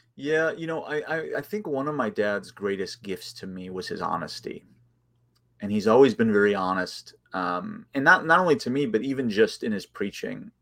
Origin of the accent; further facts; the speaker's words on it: outside of Chicago, Illinois, United States; I grew up outside of Chicago, in the suburbs, about forty-five minutes outside of Chicago